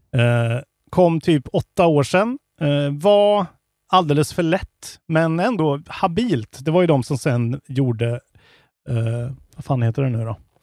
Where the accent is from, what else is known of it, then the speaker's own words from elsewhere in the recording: Värmland, Sweden; jag är från Värmland. Klart jag säger tillbud